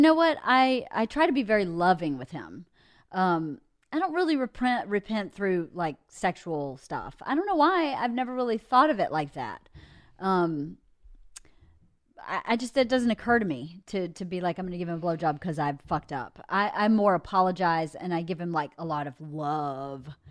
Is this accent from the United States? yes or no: yes; the South, United States; moved away; I grew up in the South